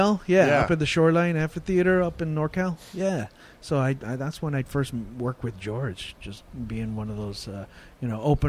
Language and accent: English; Tagalog people, Luzon, Philippines; From Luzon, from Luzon, there's different tribes. I'm from Tagalog people.